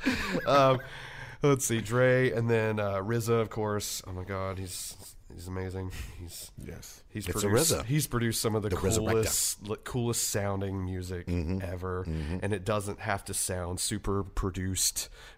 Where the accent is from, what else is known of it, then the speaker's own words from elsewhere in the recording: the South, North Carolina, United States; growing up in the South.